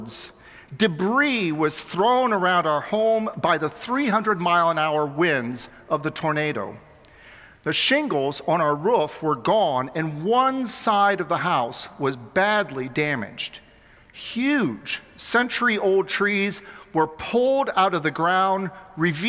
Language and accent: English; Xenia, Ohio, United States; born or raised there; moved away